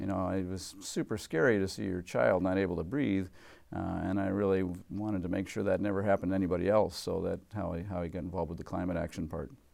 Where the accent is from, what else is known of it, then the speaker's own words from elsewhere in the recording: Massachusetts, United States; moved away as an adult; now in Washington, United States; as a kid, uh, growing up in Massachusetts